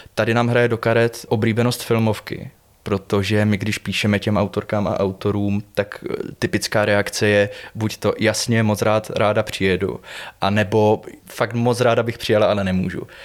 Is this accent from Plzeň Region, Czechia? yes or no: no; Buchlovice, Zlín Region, Czechia; Já pocházím z Buchlovic teda, což je takový městys nedaleko Uherského hradiště